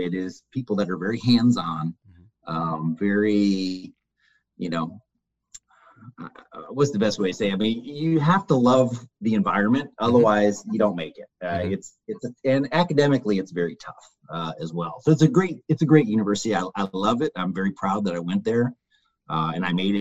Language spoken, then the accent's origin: English; Detroit, Michigan, United States; I'm originally from the Detroit area